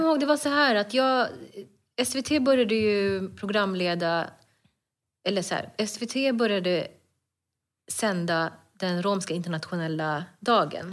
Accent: Stockholm, Stockholm County, Sweden; also born or lived in Bredäng; jag är född och uppväxt i Stockholm.

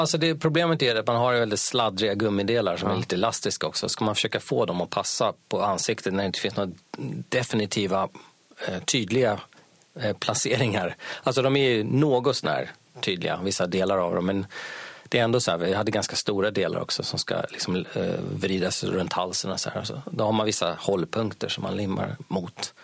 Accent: Sweden; jag är svensk

